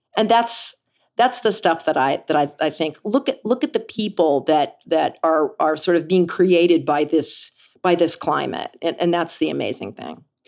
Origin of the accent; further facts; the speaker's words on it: Kansas City, United States; I grew up in Kansas City.